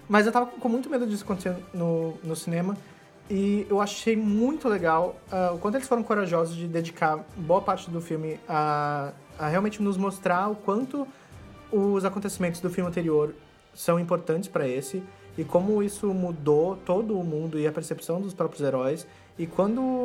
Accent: Cascavel, Paraná, Brazil; moved away; Cascavel, que é a minha cidade natal

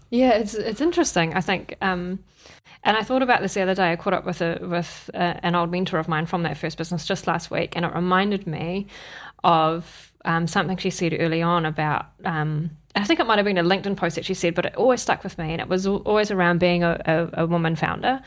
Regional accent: Wellington, New Zealand; moved away as an adult; now in Auckland, New Zealand; I'm from Wellington originally

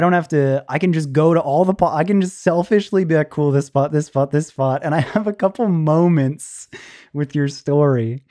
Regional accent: Clearwater, Florida, United States; we are both from Clearwater, Florida

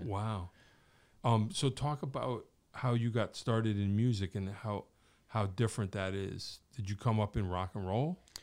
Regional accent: Wallingford, Connecticut, United States; where I grew up in Wallingford, in the area

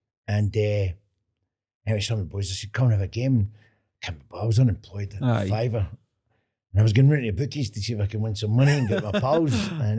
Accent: Glasgow, Scotland, United Kingdom; I come from Milton.

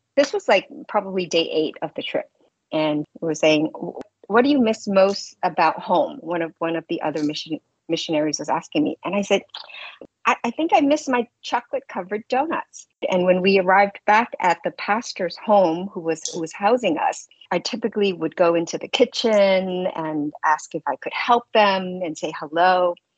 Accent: New York City, New York, United States; I'm from New York City

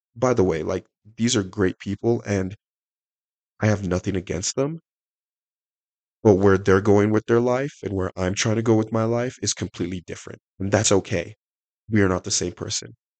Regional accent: Salt Lake City, Utah, United States; also born or lived in Nigeria; I was uh, born in Nigeria. I was raised around Salt Lake.

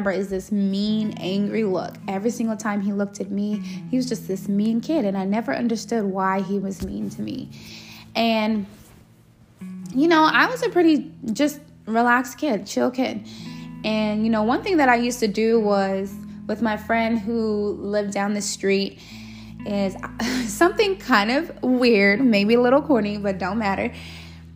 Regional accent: Los Angeles, California, United States; when I was a young girl, I grew up in Los Angeles, California.

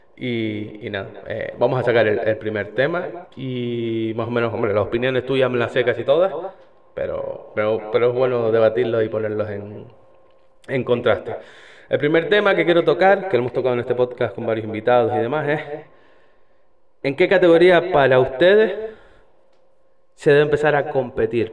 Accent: Icod de los Vinos, Canary Islands, Spain; me crié en esa grada y me, me crié viendo un equipo que iba de rojo

